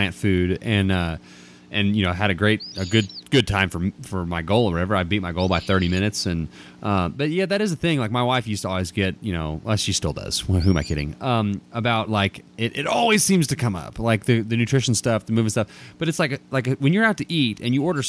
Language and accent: English; Dallas, Texas, United States; now in Abilene, United States; I'm from Dallas too, and live in Abilene, West Texas